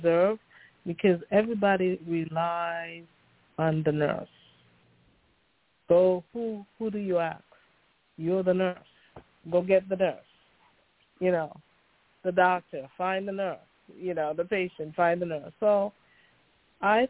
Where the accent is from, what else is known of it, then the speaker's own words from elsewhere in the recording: U.S. Virgin Islands; accent: Caribbean; moved away as an adult; also born or lived in St. Kitts; now in United States; I'm from the Caribbean. I was born in an island called St. Kitts and grew up in the St. Thomas Virgin Islands, where I went